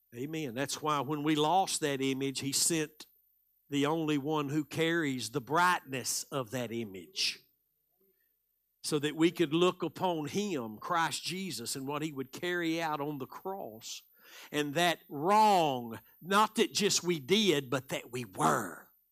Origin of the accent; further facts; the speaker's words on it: Texas, United States; I'm from Texas